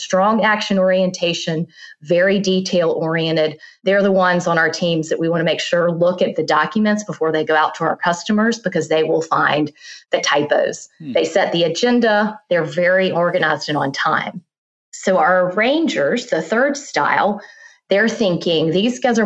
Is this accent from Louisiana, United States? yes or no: no; South Carolina, United States; moved away as an adult; also born or lived in Virginia; now in Charlotte, United States; I was born and raised in South Carolina, went to school in Virginia.